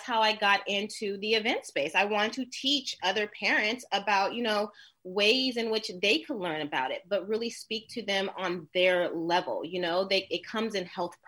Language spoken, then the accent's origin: English; Oakland, California, United States; I'm from East 69th, Oakland, the Ville